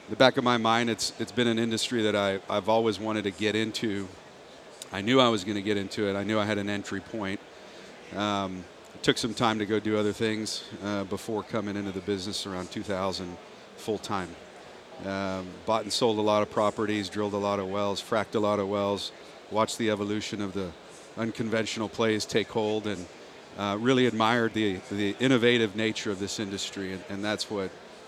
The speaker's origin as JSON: {"language": "English", "town": "Laredo", "region": "Texas", "country": "United States", "tie": "born or raised there", "moved": "yes", "lives_now": "Houston, United States", "said": "I'm from South Texas. I grew up down in Laredo."}